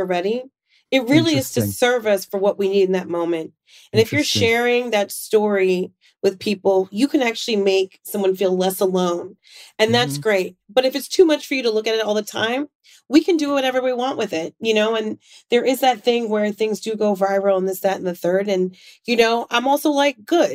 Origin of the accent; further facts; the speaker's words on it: New York, United States; also born or lived in South Florida; I'm a New Yorker